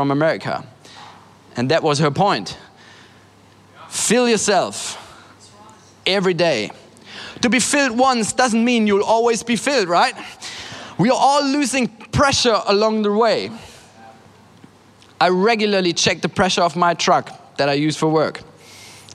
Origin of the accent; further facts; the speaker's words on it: Germany; I'm from Germany.